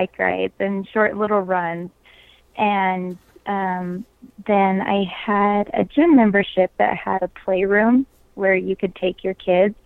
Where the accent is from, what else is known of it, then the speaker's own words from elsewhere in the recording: St. George, Utah, United States; I grew up in Southern Utah in the St. George area